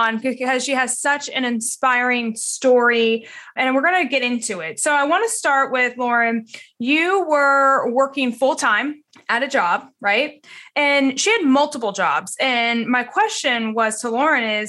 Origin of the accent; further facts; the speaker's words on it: Atlanta, Georgia, United States; I'm from Atlanta and I'm from that area.